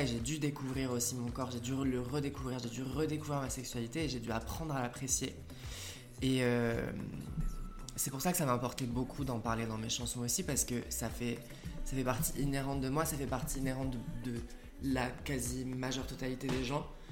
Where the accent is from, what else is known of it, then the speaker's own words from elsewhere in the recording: southern France, France; mes parents habitent en France, dans le sud de la France, et j'ai grandi en France